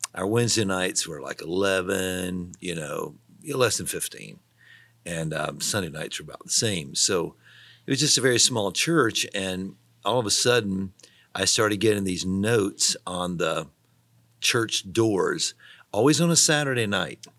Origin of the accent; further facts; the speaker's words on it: Tennessee, United States; moved away as an adult; also born or lived in Missouri; I was from Tennessee, and we had, we just were far away, you know, five hundred miles from anyone we knew